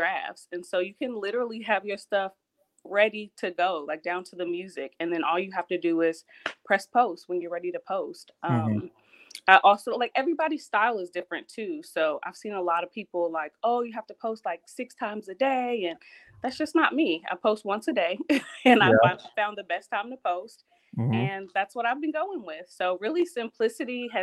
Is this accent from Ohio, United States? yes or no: yes; Ohio, United States; now in the Carolinas, United States; I'm from Ohio originally. I'm currently in the Carolinas